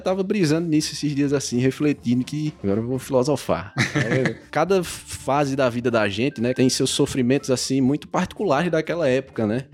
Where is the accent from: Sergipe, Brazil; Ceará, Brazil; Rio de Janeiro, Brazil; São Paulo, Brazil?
Ceará, Brazil; Crato; Eu sou nascido e criado no Crato.